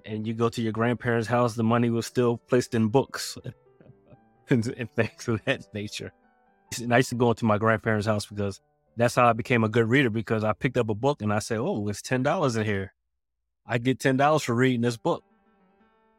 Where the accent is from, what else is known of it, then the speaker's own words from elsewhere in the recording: Philadelphia, Pennsylvania, United States; I'm from Philadelphia. And it was a tight-knit community